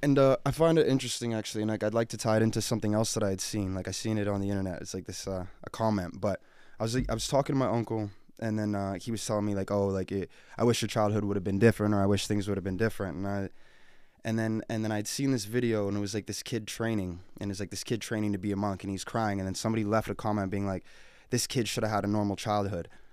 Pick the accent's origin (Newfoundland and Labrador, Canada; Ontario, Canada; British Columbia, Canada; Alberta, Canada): Alberta, Canada; Edmonton; I'm born and raised here, Edmonton, Alberta